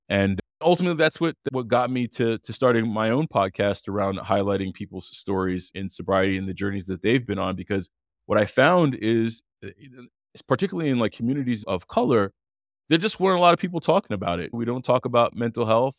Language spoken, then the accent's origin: English; Montreal, Quebec, Canada; I grew up in Montreal, Canada, born and raised